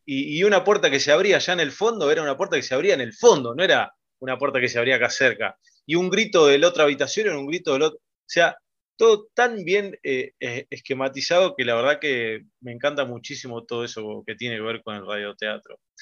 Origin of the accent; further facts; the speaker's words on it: Pergamino, Buenos Aires Province, Argentina; yo que soy de Pergamino